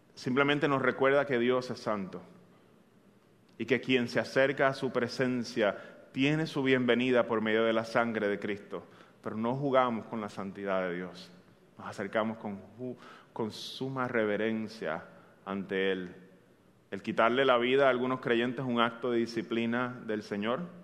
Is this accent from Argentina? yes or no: no; Bayamón, Puerto Rico; Yo soy un bayamonés, eh, ya algunos de ustedes lo saben, soy de Bayamón de corazón